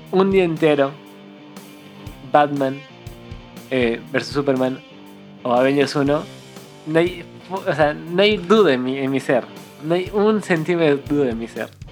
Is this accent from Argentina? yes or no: no; Cusco, Peru; moved away as an adult; now in Lima, Peru; nosotros somos de Cusco, Entonces llegamos para la universidad